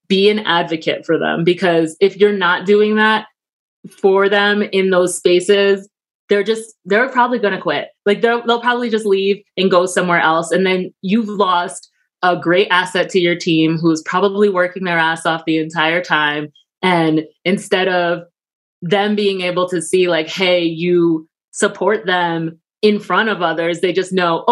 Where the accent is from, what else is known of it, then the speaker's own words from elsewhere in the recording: New York, United States; I'm from New York